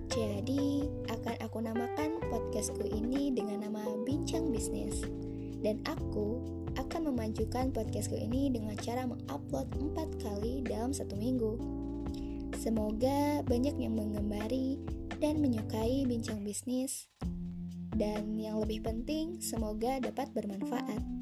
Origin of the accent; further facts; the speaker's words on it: Bandung, West Java, Indonesia; born there; Aku lahir di Bandung pada tanggal 30 September 1998.